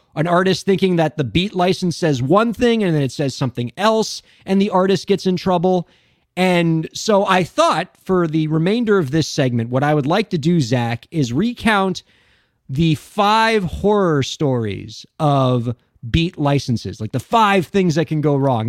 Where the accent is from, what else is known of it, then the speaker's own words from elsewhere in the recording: Miami, Florida, United States; a fellow Miamian